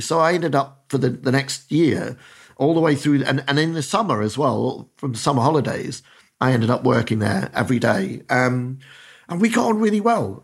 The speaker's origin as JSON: {"language": "English", "town": "Dundee", "region": "Scotland", "country": "United Kingdom", "tie": "born or raised there", "moved": "yes", "said": "I'm a kid from Dundee in, in Council Estate, Dundee"}